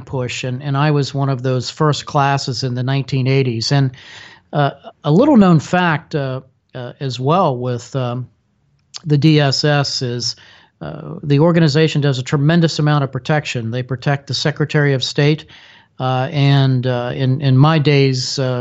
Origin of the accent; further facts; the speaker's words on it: Washington, District of Columbia, United States; ended up settling in the Washington, D.C. area where I grew up